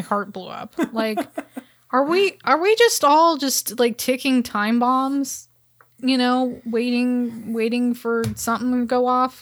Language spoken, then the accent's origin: English; Bay Area, California, United States; now in Los Angeles, United States; growing up in the Bay Area, we had Targets, we had Kmart's, but we didn't have Walmart.